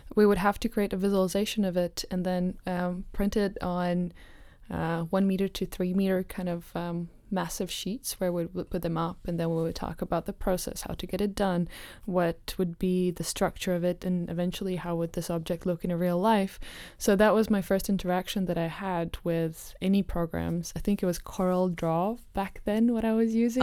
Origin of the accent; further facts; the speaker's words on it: Riga, Latvia; now in Amsterdam, Netherlands; I'm from Latvia, um, originally from Riga